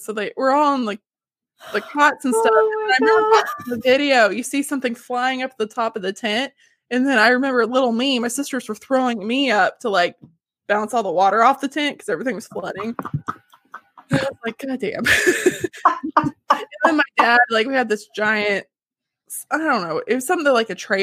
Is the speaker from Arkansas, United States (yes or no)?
yes; Harrison, Arkansas, United States; Harrison's my neck of the woods